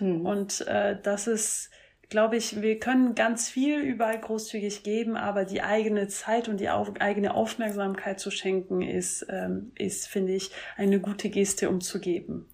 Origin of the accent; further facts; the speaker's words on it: France; moved away; ich komme ursprünglich aus Frankreich